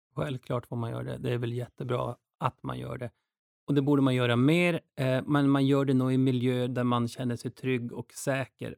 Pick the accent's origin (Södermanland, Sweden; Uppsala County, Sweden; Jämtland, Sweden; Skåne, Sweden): Jämtland, Sweden; Duved; moved away; also born or lived in Stockholm; Och jag är uppväxt i Jämtland också. Så jag kommer ifrån en liten by som heter Duved